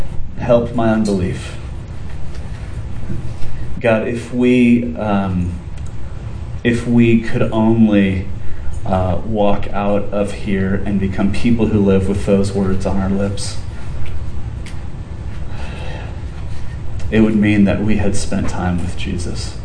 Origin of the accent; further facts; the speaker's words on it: Southern California, United States; we grew up in Southern California